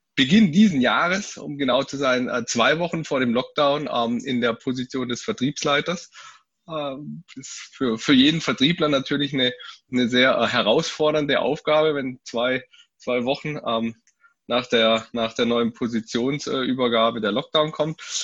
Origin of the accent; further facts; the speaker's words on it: Freiburg, Baden-Württemberg, Germany; komme gebürtig aus Freiburg, wohne in Freiburg, war immer mal wieder mit ein paar Abstechern ähm, äh, rund um die Welt, äh, aber doch hauptsächlich in, in Freiburg zu Hause